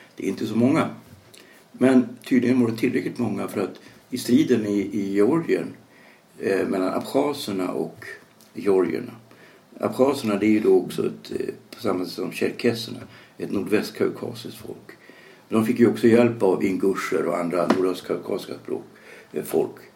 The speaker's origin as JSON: {"language": "Swedish", "country": "Sweden", "said": "som svensk"}